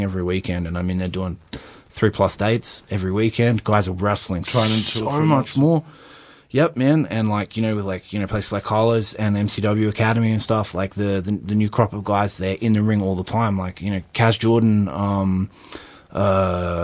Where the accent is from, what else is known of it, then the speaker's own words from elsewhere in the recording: Sydney, New South Wales, Australia; I come from Sydney